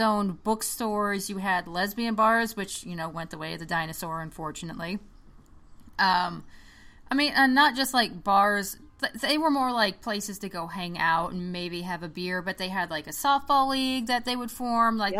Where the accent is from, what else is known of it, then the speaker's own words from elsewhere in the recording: Oklahoma, United States; I grew up in Oklahoma, like rural mm. Oklahoma